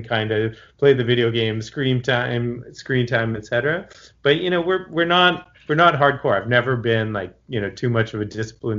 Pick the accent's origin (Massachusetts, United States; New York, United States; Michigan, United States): Massachusetts, United States; Boston; now in Los Angeles, United States; I grew up in Boston, but I haven't really lived there for more than half my life